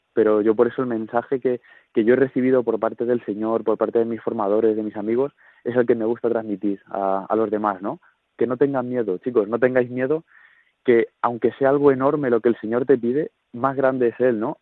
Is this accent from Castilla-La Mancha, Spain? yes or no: yes; Talavera de la Reina, Castilla-La Mancha, Spain; soy de Talavera de la Reina, de nuestra diócesis de Toledo